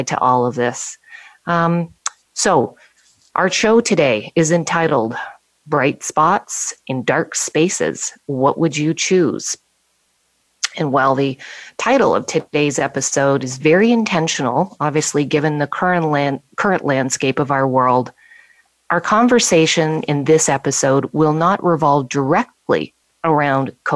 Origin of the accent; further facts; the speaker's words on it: Bradford, Ontario, Canada; my hometown of Bradford, Ontario, Canada